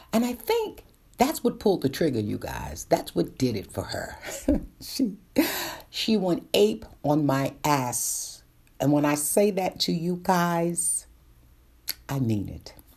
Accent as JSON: {"language": "English", "town": "New York City", "region": "New York", "country": "United States", "tie": "born or raised there", "said": "born and raised in Brooklyn"}